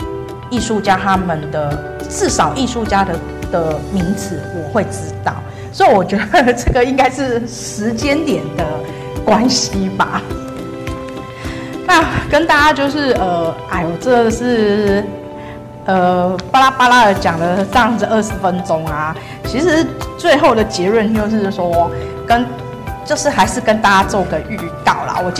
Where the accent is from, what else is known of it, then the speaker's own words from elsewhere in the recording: Taipei, Taiwan; born there; 他他跟我一样都是出生在大稻埕，但是哎，他比我年长很多。